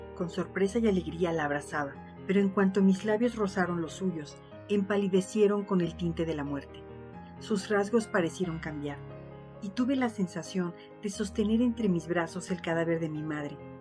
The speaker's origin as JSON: {"language": "Spanish", "country": "Mexico"}